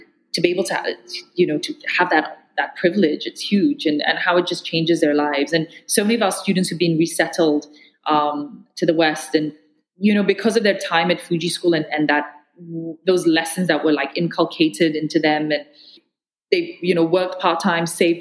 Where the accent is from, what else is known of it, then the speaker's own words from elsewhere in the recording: Malaysia; as a Malaysian